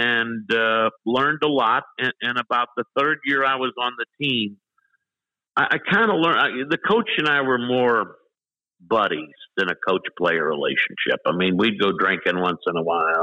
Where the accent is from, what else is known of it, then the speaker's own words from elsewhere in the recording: Olivette, Missouri, United States; I grew up in Olivet, went to Ladue High. I went to Ladue grade school the whole way through